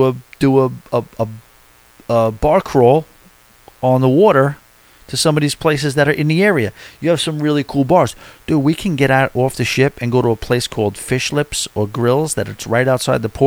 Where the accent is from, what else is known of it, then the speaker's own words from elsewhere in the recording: New York City, New York, United States; we come from New York City